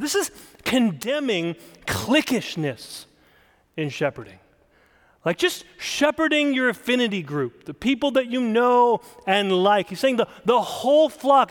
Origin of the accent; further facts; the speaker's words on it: South Dakota, United States; I grew up in South Dakota